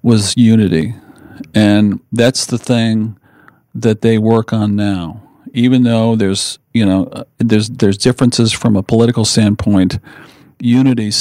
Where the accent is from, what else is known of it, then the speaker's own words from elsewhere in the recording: South Windsor, Connecticut, United States; moved away as an adult; also born or lived in California; I grew up in Connecticut and a town called South Windsor.